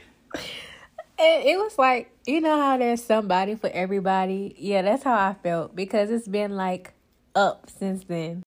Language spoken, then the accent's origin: English; Louisiana, United States; moved away as an adult; now in New Jersey, United States; I'm originally from Louisiana